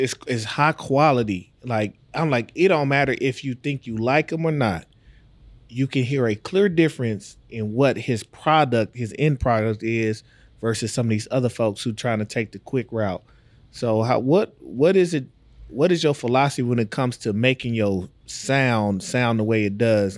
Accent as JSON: {"language": "English", "region": "Texas", "country": "United States", "moved": "yes", "said": "I'm from Texas."}